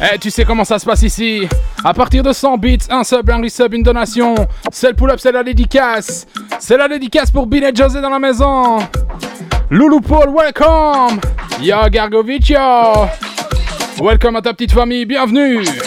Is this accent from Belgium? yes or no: yes; Belgium; je viens tout droit de la Belgique.